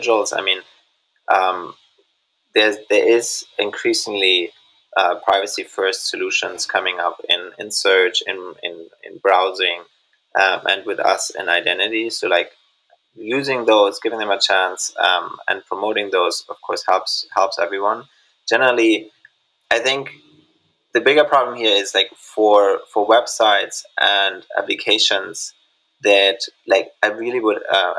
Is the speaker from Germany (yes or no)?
yes; Germany; moved away; also born or lived in Indonesia; My home country of Germany